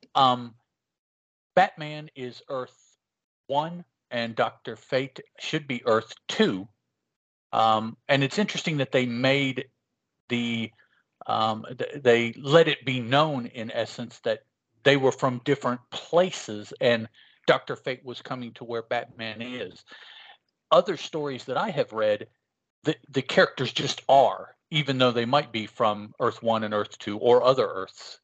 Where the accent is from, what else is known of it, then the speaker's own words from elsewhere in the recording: West Virginia, United States; also born or lived in Chicago, Illinois; I was not born uh, in West Virginia, which is where I am now. Um, I was born in Chicago, Illinois. Hmm. When I was little, and we all my, my mom and dad moved us down here to west virginia